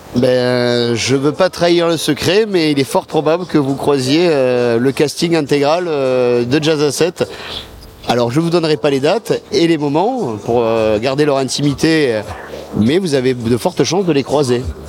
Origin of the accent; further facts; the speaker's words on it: Montpellier, Occitania, France; on est de Montpellier à nous à la base